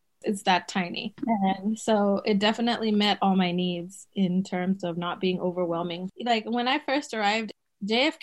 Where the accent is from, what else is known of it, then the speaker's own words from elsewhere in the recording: Botswana; moved away as an adult; also born or lived in Zimbabwe; now in United States; we moved from Zimbabwe to the neighboring country of Botswana. And so that's where I grew up